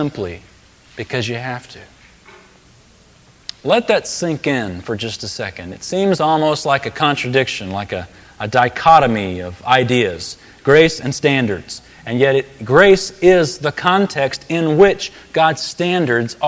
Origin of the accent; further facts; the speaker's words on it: United States; as an American Christian